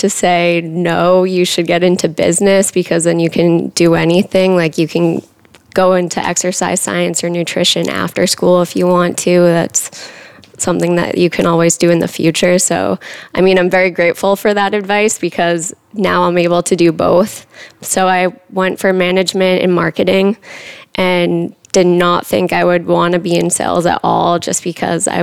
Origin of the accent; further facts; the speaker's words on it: Massachusetts, United States; moved away as an adult; also born or lived in New Hampshire; now in Austin, United States; from a small town in Massachusetts, it's about 45 minutes outside of Boston